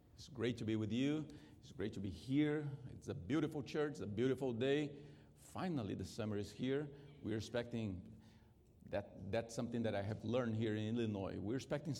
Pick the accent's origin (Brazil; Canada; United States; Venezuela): Brazil; English is a second language; moved away; Since I was raised in Brazil, I'm not Brazilian by birth, but I was raised in Brazil